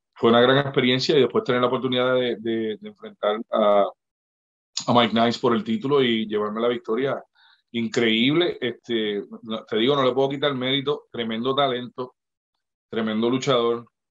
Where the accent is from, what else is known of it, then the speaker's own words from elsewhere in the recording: Puerto Rico; moved away as an adult; also born or lived in Mexico; now in St. Louis, United States; yo me mudé de Puerto Rico en el 2011